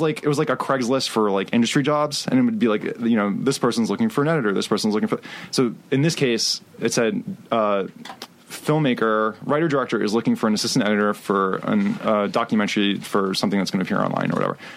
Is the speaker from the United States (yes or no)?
yes; Miami, Florida, United States; moved away; also born or lived in New York; I was born in Miami, Florida